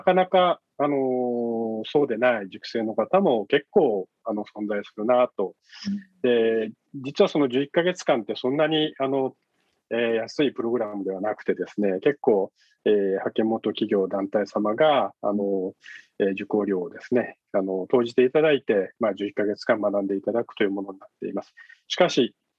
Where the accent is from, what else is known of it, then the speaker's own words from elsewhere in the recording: Yame, Fukuoka, Japan; now in Fukuoka, Japan; 福岡県、生まれは、あの、8つの女と書いて、やめっていうですね、はいえー、 お 茶が、お茶で有名なところ なんですけれども、はい、ねは い、あの、そこで生まれ育ちました